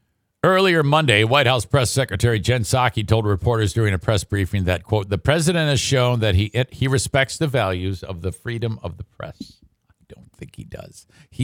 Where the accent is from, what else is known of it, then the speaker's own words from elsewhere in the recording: Philadelphia, Pennsylvania, United States; Hey, I'm from Philly.